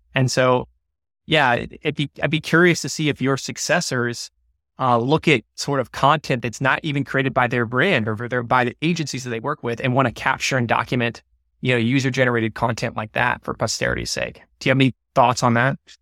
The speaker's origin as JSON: {"language": "English", "town": "Atlanta", "region": "Georgia", "country": "United States", "tie": "born or raised there", "said": "I grew up in Atlanta"}